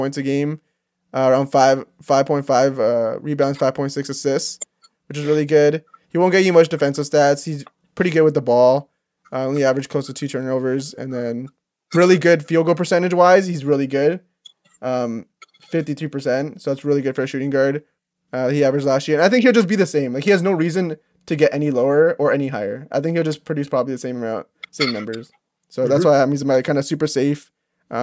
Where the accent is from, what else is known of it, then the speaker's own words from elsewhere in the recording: Canada; as Canadian